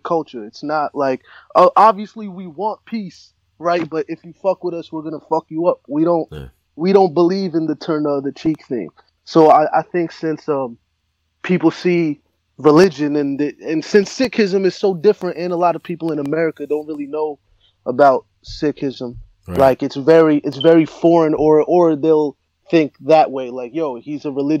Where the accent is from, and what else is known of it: New Jersey, United States